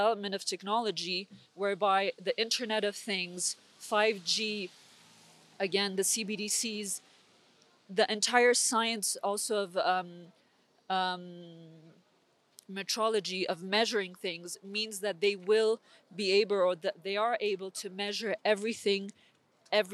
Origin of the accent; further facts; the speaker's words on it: Switzerland; I was born and raised here in Switzerland.